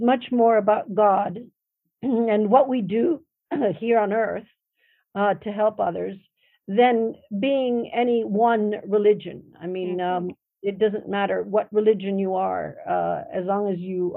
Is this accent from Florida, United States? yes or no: yes; Miami, Florida, United States; also born or lived in Madrid, Spain; I grew up most of my, certainly my junior high childhood, my older childhood, teen years in Miami.